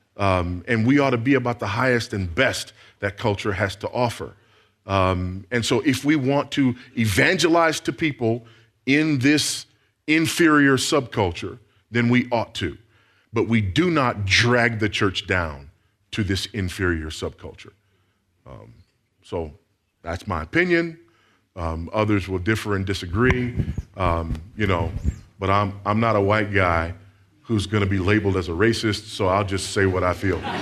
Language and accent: English; Los Angeles, California, United States; I grew up in South Central Los Angeles.